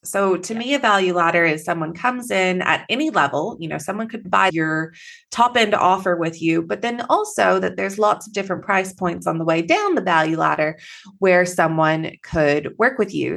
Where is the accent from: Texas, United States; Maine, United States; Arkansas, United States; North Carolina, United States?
Texas, United States; now in Perth, Australia; I am Texan originally, so I have a little bit of an accent